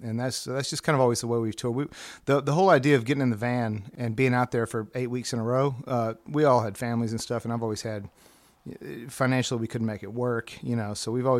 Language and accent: English; Birmingham, Alabama, United States; moved away as an adult; I grew up in Birmingham, in Birmingham the whole time.